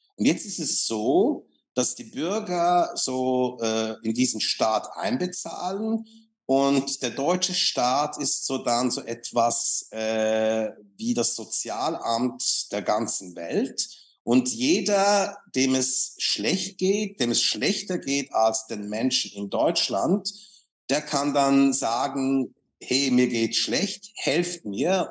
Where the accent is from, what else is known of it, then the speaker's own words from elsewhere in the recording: Switzerland; ich bin Schweizer